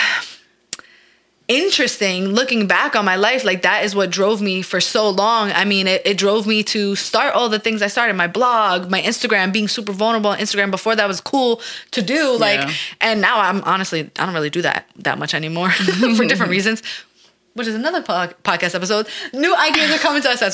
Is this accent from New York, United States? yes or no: yes; New York, United States; We're from New York